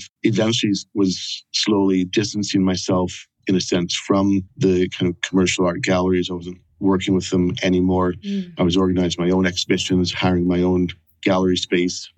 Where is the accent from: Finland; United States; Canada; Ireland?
Canada; moved away as an adult; now in Edinburgh, United Kingdom; I'm originally from Canada, but after a few years of backpacking around the world, I ended up in Scotland in 1999 and decided to stay.